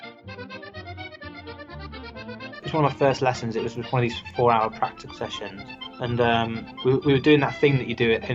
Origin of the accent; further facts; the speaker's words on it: England, United Kingdom; moved away as an adult; now in Bordeaux, France; I'm from England. I'm studying here.